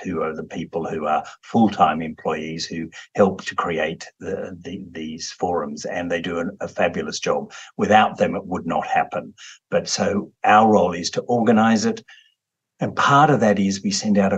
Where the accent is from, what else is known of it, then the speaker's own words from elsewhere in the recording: Australia; as an Australian